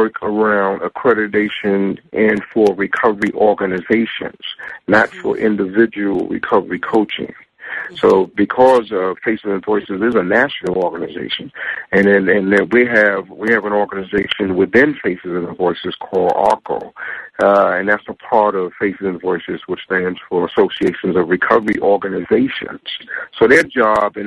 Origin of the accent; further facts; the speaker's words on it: New York City, New York, United States; moved away as an adult; now in Texas, United States; I grew up on stage in New York City